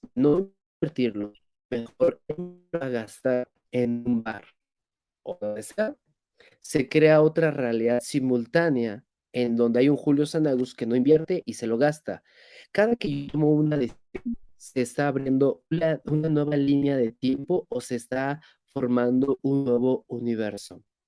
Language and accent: Spanish; Mexico; soy mexicano